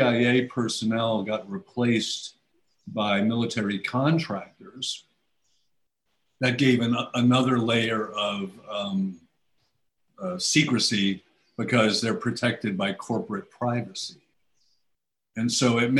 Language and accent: English; United States; as an American